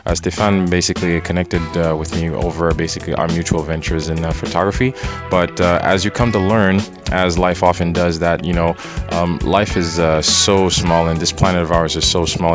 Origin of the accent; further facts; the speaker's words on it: Haiti; moved away; the years spent growing up in Haiti